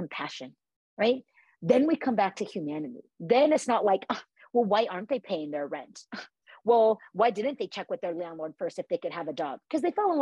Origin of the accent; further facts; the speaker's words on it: Orange County, California, United States; also born or lived in Los Angeles, California; I grew up in Orange County, California, very privileged, single family home.